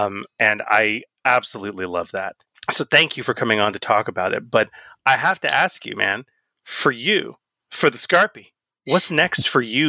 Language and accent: English; Australia; accent: Australian; I'm my Australian accent, so I was like, have you read this?